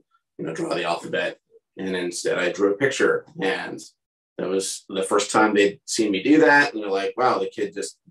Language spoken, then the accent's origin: English; San Carlos, California, United States; moved away as an adult; also born or lived in San Diego; I grew up in the Bay Area, so just 30 minutes outside of San Francisco, in a little suburb called San Carlos